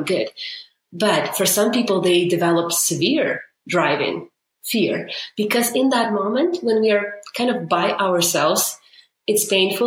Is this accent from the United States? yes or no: no; Ukraine; moved away as an adult; now in Canada; I grew up in Ukraine, moved to Canada 7 years ago